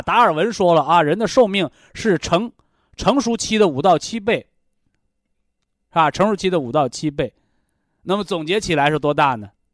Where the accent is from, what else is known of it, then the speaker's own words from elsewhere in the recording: China; 我们中国人